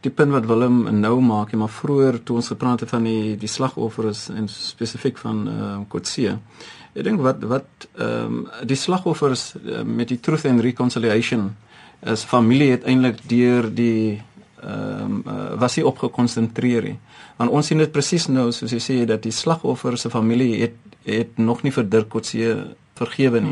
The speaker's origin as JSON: {"language": "Afrikaans", "country": "South Africa"}